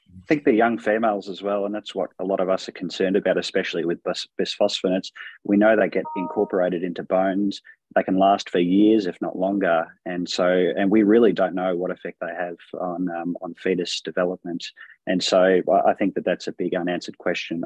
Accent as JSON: {"language": "English", "town": "Melbourne", "region": "Victoria", "country": "Australia", "said": "I'm from Melbourne, Australia"}